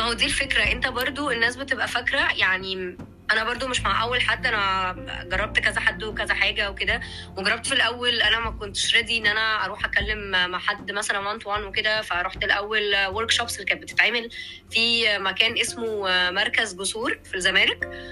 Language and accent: Arabic; Egypt; عندنا في مصر